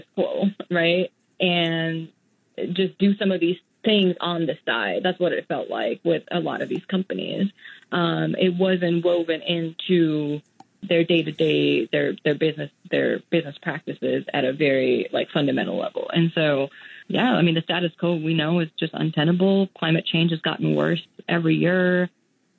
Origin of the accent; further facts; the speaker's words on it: Mumbai, Maharashtra, India; moved away; also born or lived in Singapore / United States; I grew up in Mumbai in India